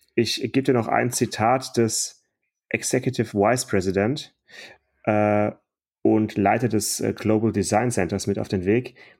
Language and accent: German; Stuttgart, Baden-Württemberg, Germany; in meiner Kindheit, in meiner Jugend, E-Klasse in Stuttgart